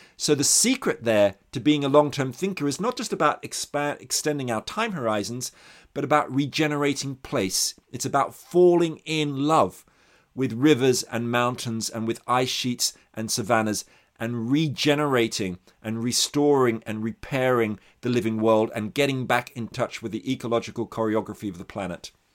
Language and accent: English; Australia; I'm Australian, actually, and kind of sensitive to the long history of indigenous exploitation in the country I grew up